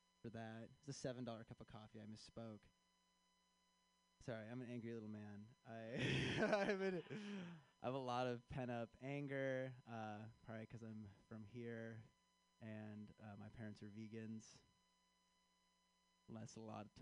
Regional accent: Chicago, Illinois, United States; I am from Chicago

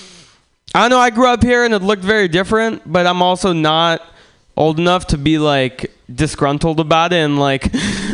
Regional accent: Russia; now in United States; I'm from Russia originally

